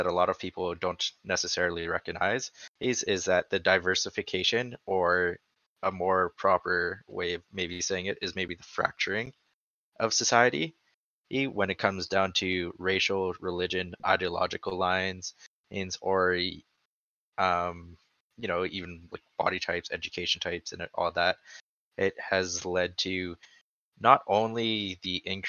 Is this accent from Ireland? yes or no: no; Canada; I'm Canadian there.